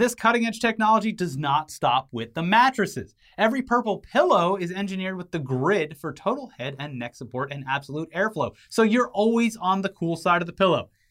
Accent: United States; I was born here

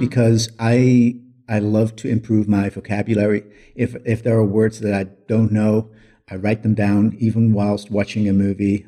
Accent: Netherlands; English is a second language; moved away as an adult; now in Cape Town, South Africa; I grew up in the Netherlands, and in two thousand five, I emigrated to South Africa, Cape Town, South Africa.

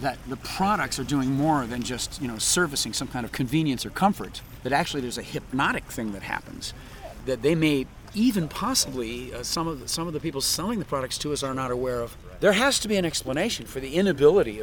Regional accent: Wisconsin, United States; I'm from Wisconsin

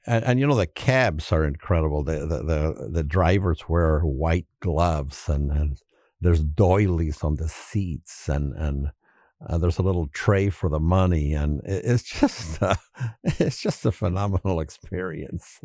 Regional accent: Chicago, Illinois, United States; we're, we're from Chicago

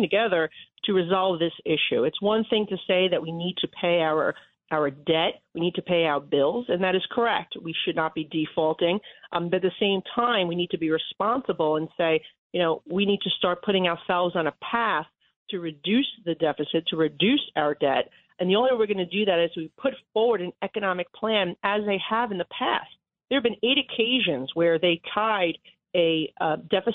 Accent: New York, United States; as a New Yorker

